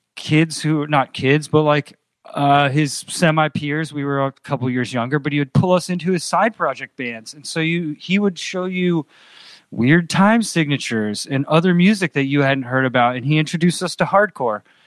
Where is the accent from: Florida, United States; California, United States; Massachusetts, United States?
Massachusetts, United States; Andover; moved away as an adult; also born or lived in Pennsylvania / Los Angeles / Boston; now in New Orleans, United States; I grew up in Andover, which is twenty miles north of Boston